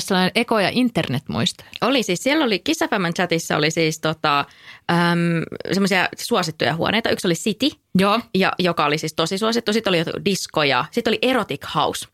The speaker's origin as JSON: {"language": "Finnish", "region": "North Karelia", "country": "Finland", "tie": "born or raised there", "said": "mä itse kotosin siis Pohjois-Karjalasta"}